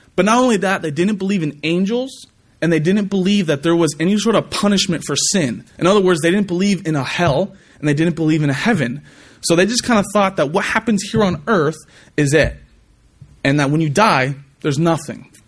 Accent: California, United States; moved away; I'm from California

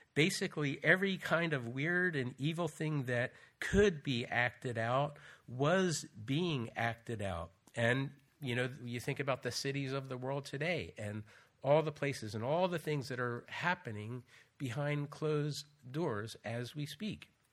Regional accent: United States; moved away as an adult; also born or lived in Austria; now in York, United Kingdom; I'm British and American. My mother was born in England, so I was able to get a British passport through her

